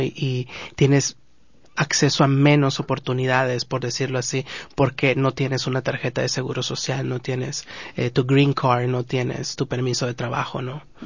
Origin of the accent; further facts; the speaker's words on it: Guatemala; now in Los Angeles, United States; Nosotros como guatemaltecos